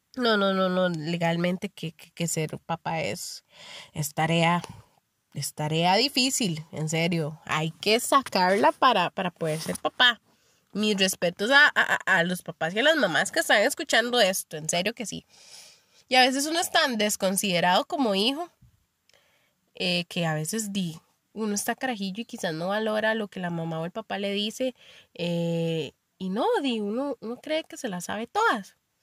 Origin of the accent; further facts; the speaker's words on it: Limón, Costa Rica; moved away as an adult; Yo soy de Limón y me fui a vivir hacia la abuela